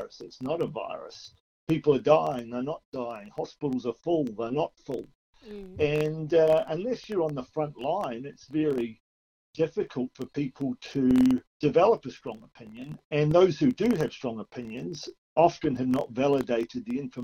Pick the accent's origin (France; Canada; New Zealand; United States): New Zealand; now in Australia; I'm from New Zealand originally